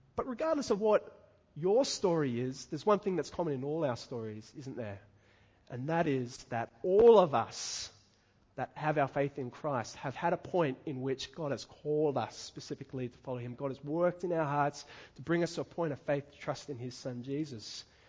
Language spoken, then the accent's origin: English; Dapto, New South Wales, Australia; growing up in Dapto